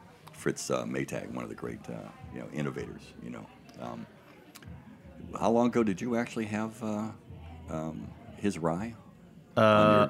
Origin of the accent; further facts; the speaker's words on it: Pittsburgh, Pennsylvania, United States; moved away; I'm originally from Pittsburgh